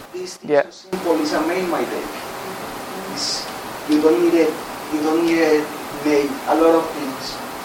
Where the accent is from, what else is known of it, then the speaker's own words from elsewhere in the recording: Colombia; English is a second language; moved away; also born or lived in Ecuador; I'm from Colombia.